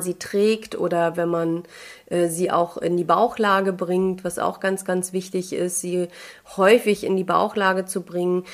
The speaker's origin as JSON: {"language": "German", "region": "Mecklenburg-Vorpommern", "country": "Germany", "said": "bei uns in MV"}